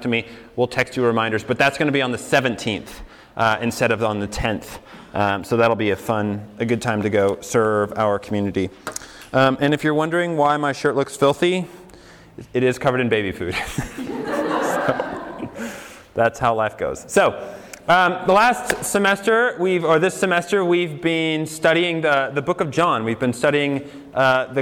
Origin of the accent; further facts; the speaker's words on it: Colorado, United States; moved away as an adult; also born or lived in New York City; I grew up in Colorado, and I went to college in New York City